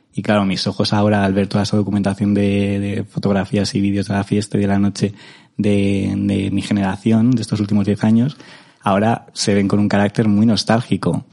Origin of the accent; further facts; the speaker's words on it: Madrid, Community of Madrid, Spain; yo soy un madrileño sin barrio porque mis padres eh, están divorciados desde que tengo memoria.